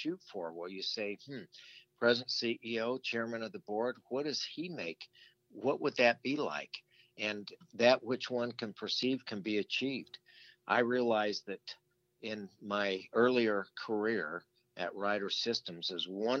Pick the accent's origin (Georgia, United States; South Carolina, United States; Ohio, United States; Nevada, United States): Nevada, United States; Las Vegas; my father had rental homes growing up in Las Vegas